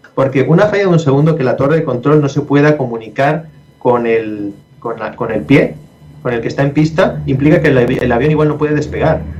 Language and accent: Spanish; Spain; yo soy español